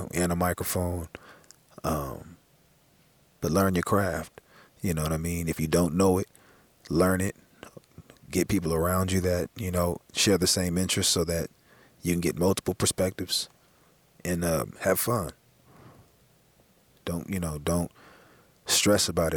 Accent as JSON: {"language": "English", "town": "Los Angeles", "region": "California", "country": "United States", "tie": "born or raised there", "said": "growing up in South Central"}